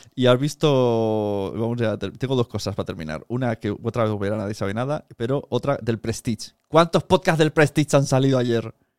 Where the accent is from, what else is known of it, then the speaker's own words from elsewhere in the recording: Palau-solità i Plegamans, Catalonia, Spain; mi pueblo, de Palau Plemans